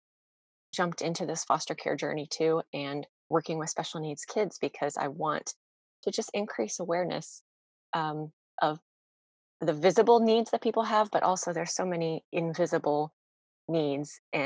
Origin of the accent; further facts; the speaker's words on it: Virginia Beach, Virginia, United States; also born or lived in Chesapeake, Virginia; I grew up in Virginia Beach, and we live right on the border of the city next to Virginia Beach